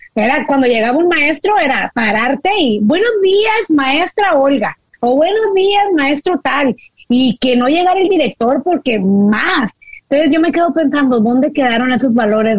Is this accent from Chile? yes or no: no; Mexico; now in United States; nosotros que venimos de México